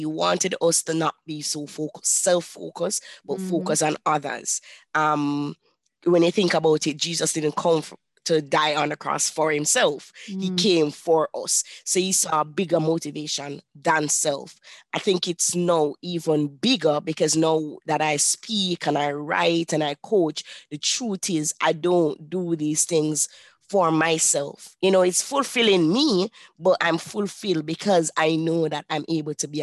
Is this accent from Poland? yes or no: no; Kingston, Jamaica; I was born and raised in Kingston, Jamaica